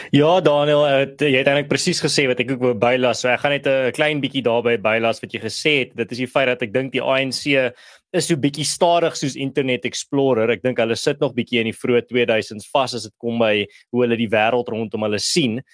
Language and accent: Afrikaans; South Africa